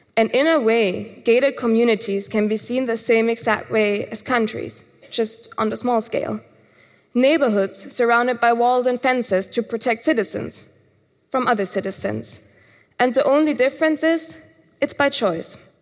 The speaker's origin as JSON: {"language": "English", "country": "Germany", "tie": "born or raised there", "said": "Growing up in Germany"}